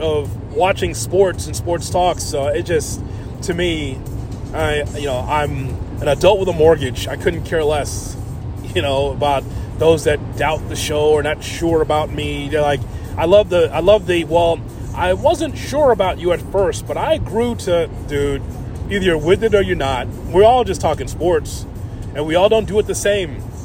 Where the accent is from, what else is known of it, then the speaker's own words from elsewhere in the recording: Chicago, Illinois, United States; growing up on the South Side